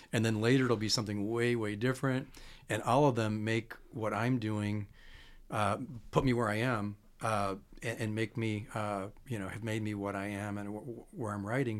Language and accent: English; Chicago, Illinois, United States; I'm from Chicago